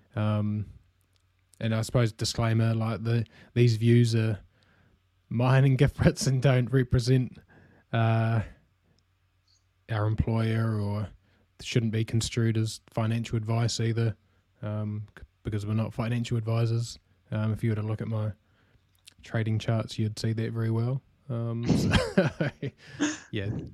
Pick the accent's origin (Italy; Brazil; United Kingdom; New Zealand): New Zealand; as you can probably tell from my accent as well, uh, I'm from New Zealand.